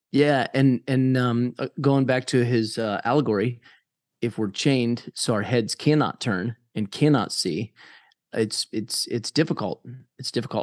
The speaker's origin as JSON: {"language": "English", "country": "United States", "said": "my, uh, independence as an American"}